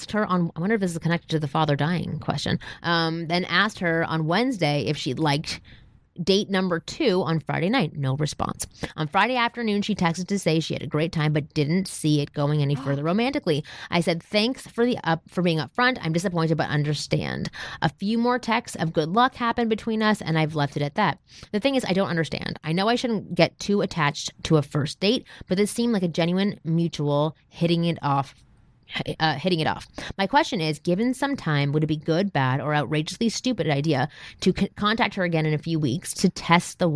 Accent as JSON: {"language": "English", "town": "Toronto", "region": "Ontario", "country": "Canada", "said": "I'm from Toronto"}